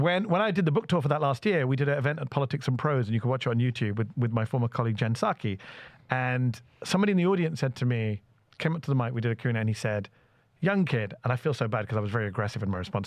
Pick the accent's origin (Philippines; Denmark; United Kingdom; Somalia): United Kingdom; now in United States; as a British American brown Muslim lefty immigrant